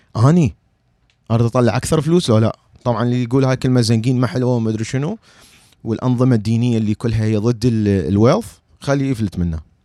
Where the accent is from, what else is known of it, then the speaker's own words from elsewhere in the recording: Iraq; moved away as an adult; now in United States; انا عراقي انا عراقي